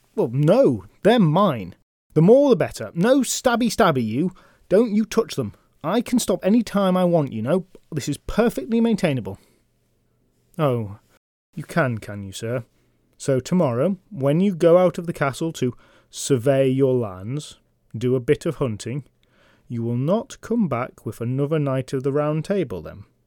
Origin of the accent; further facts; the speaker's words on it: England, United Kingdom; I'm from England